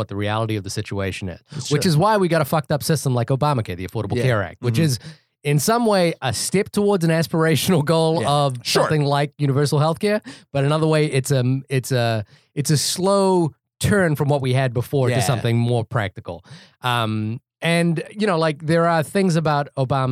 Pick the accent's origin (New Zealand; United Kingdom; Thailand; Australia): New Zealand; moved away as an adult; also born or lived in Fiji; now in United States; I grew up in New Zealand